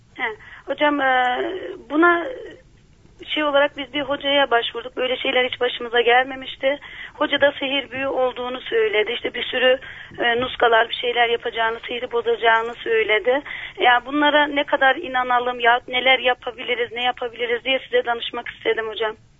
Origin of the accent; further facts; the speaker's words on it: Adapazarı, Sakarya, Turkey; moved away as an adult; also born or lived in Istanbul; now in Muğla, Turkey; biz e, Adapazarı'nda doğduk eşimle, ikimiz de.